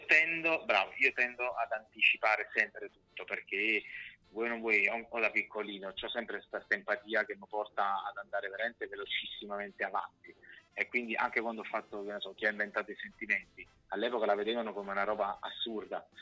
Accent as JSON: {"language": "Italian", "town": "Naples", "region": "Campania", "country": "Italy", "moved": "yes", "lives_now": "Milan, Italy", "said": "della mia terra"}